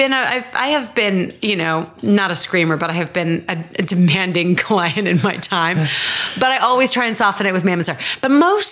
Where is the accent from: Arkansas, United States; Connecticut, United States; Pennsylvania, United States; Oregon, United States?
Connecticut, United States; Like, we came from Connecticut and everybody, like, Connecticut is East Coast.